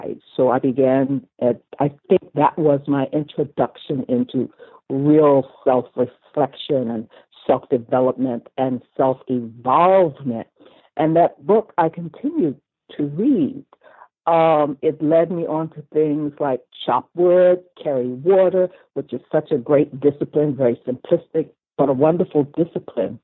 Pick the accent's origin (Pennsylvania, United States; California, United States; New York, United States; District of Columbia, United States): District of Columbia, United States; Washington; I was born in Washington, D.C.